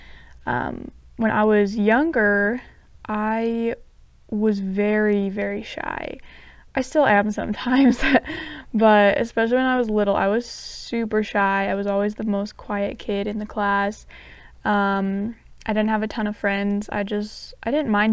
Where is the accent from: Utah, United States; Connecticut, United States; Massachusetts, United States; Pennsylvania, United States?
Utah, United States; southern; moved away as an adult; now in Provo, United States; I'm from Utah. I grew up in a really small town in southern Utah, but right now I live in the Provo area